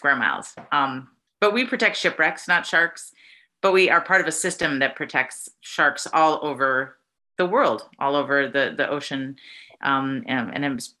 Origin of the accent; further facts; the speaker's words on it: Montana, United States; now in Alpena, United States; I'm not from here. I'm from Big Sky Country, from Montana